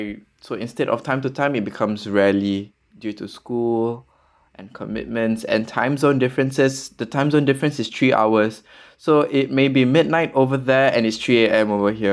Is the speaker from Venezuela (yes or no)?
no; Pakistan; As you know, I am Pakistani, yes, and my family is in Pakistan, but I have not seen them for 4 years.